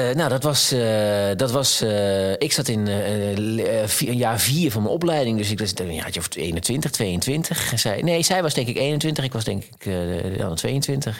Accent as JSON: {"language": "Dutch", "area": "Twente", "region": "Overijssel", "country": "Netherlands", "tie": "born or raised there", "said": "ik kom uit Twente"}